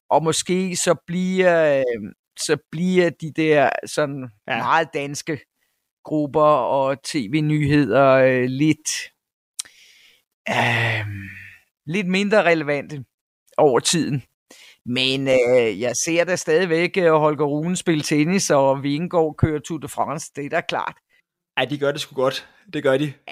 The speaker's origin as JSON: {"language": "Danish", "country": "Denmark", "moved": "as an adult", "lives_now": "South Africa", "said": "var repræsentant for Danes Worldwide i, i, øh, i min provins i, i KwaZulu-Natal i nogle år. Øh, men vi er så få danskere i den her provins"}